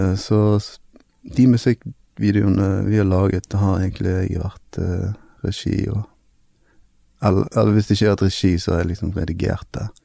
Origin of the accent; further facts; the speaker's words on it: Bergen, Vestland, Norway; vi er fra Fjorden